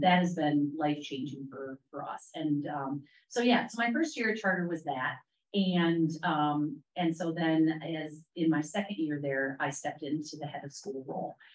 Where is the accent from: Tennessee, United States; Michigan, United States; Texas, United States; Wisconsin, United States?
Wisconsin, United States; moved away as an adult; now in Charlotte, United States; I am from the great state of Wisconsin